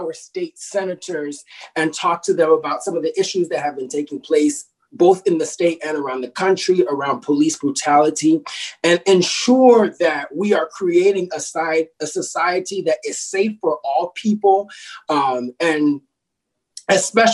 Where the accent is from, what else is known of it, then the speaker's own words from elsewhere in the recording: New Jersey, United States; I was born in the great state of New Jersey